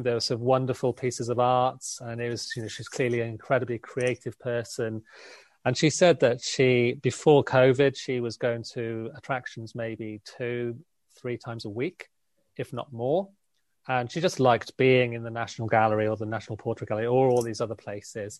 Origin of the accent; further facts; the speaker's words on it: South Wales, United Kingdom; now in London, United Kingdom; I'm from South Wales